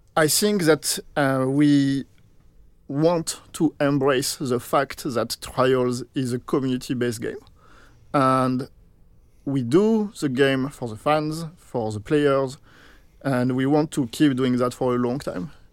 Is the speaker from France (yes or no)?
yes; France; moved away; here I am French, so I come from France